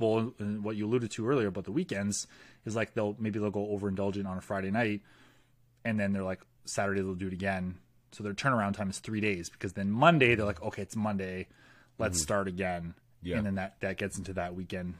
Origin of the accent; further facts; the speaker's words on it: Canada; As a Canadian